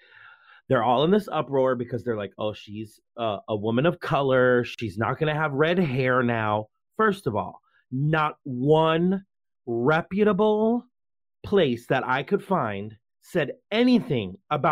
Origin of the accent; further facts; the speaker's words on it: Virginia, United States; moved away as an adult; Well, I lived in Virginia. I grew up in Virginia from like